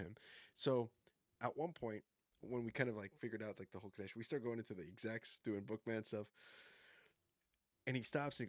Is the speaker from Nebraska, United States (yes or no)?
yes; Nebraska, United States; also born or lived in Colombia; now in Portland, United States; I'm some kid from Nebraska